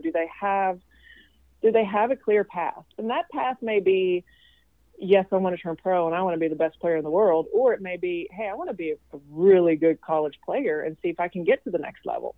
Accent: Sweden; also born or lived in Tennessee; now in Kentucky, United States; I'm from Sweden, so I don't have any family outside of his family here

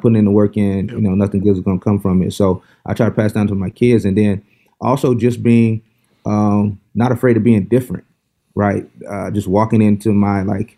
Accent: Mulberry, Florida, United States; moved away as an adult; also born or lived in Baltimore / Berkeley, California; Hometown, Mulberry, Florida, 3,000 people. Right in the central Florida, right between Tampa and Orlando.

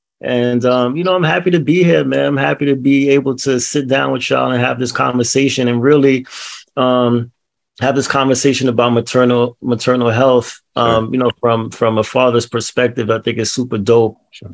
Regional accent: New York City, New York, United States; So I'm from Brooklyn. I'm a Brooklyn native. Grew up in Flatbush. I live in Bed-Stuy now.

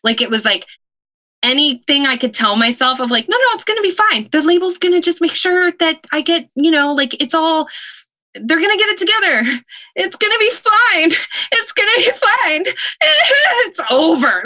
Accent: Stratford area, Ontario, Canada; I was born in the Stratford Hospital because there that was the closest hospital, but we were in a town of, of little hamlet, a village of 100 people

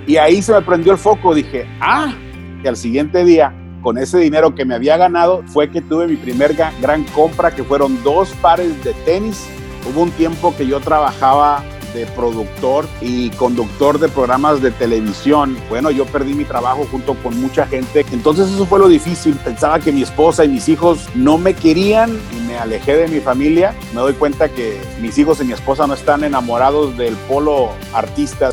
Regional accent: Tijuana, Baja California, Mexico; moved away; also born or lived in St. Louis; yo nací en Tijuana, México

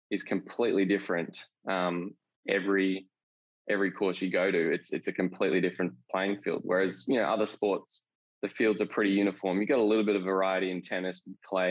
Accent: Perth, Western Australia, Australia; moved away as an adult; also born or lived in Melbourne; I grew up in Perth

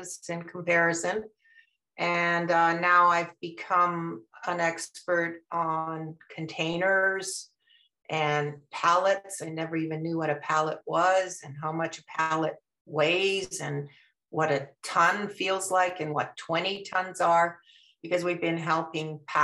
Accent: Canada; moved away as an adult; now in Maryland, United States; I was born in Canada. My parents ended up living in Canada

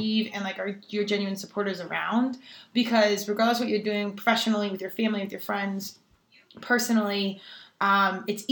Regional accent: Colorado, United States; I'm from Colorado.

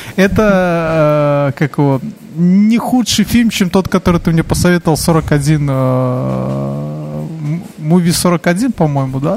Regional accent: Belarus

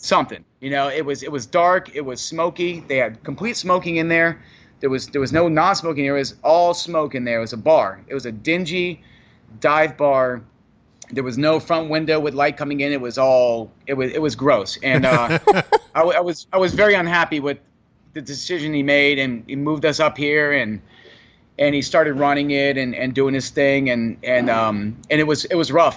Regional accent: Key West, Florida, United States; also born or lived in Freehold, New Jersey / East Brunswick, New Jersey / Keansburg, New Jersey; I'm born in Jersey, but I grew up in Florida. I grew up in Key West

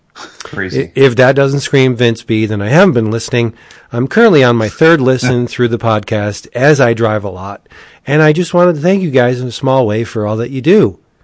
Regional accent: Scranton, Pennsylvania, United States; I'm from Scranton.

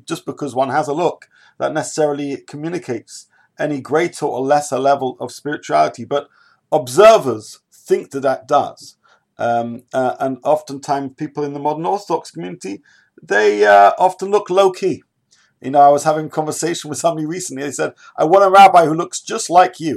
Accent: United Kingdom; I'm a British person

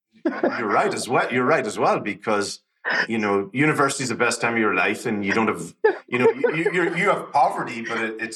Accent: Ireland; growing up in Ireland, I grew up along the border during the Troubles, which was an interesting time in and of itself.

